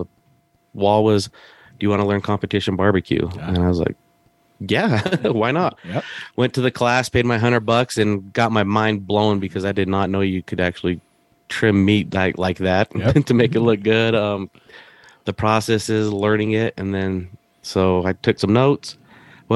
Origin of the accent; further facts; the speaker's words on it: Salt Lake City, Utah, United States; I was born and raised in Salt Lake City